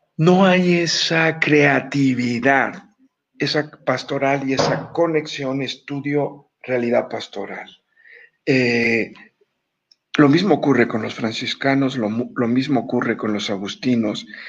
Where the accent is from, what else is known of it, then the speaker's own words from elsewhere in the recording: Guanajuato, Mexico; Yo soy guanajuatense